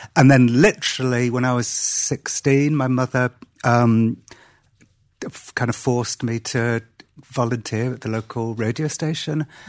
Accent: Cardiff, Wales, United Kingdom; I was born and grew up in Wales

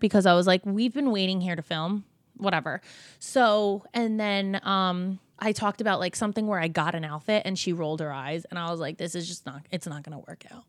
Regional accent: New Jersey, United States; we're from Jersey, we're from the same area

